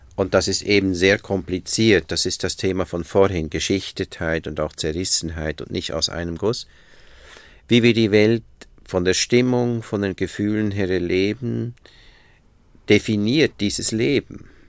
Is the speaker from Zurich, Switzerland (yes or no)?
no; Bern, Switzerland; moved away as an adult; now in Berlin, Germany; ich bin in einem Vorort von Bern groß geworden